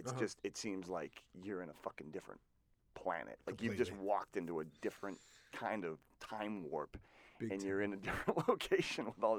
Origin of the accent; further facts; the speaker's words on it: Massachusetts, United States; Boston's a great city, and it's home to me. Mm-hmm. I grew up on the South Shore